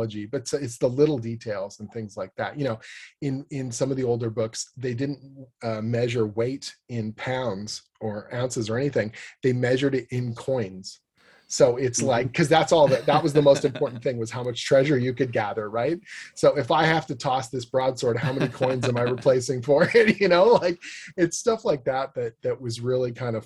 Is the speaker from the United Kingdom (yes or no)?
no; Canada; I'm a Canadian writer